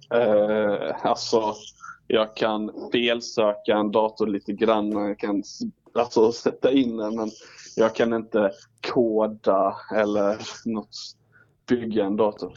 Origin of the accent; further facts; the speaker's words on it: Ängelholm, Skåne, Sweden; now in Örebro, Sweden; jag bor ju i Örebro men jag är ju från Ängelholm